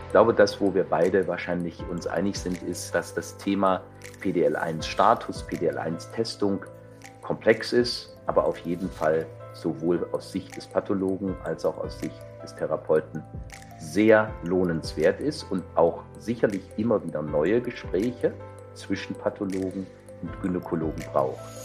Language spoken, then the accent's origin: German; Saxony, Germany; now in Düsseldorf, Germany; in meiner alten Heimat, in dem wunderschönen Sachsen